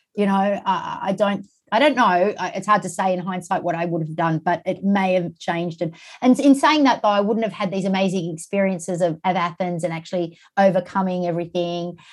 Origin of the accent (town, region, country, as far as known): Australia; born or raised there